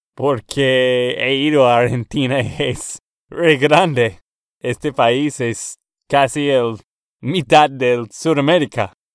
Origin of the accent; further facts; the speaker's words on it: Texas, United States; de Texas, Estados Unidos.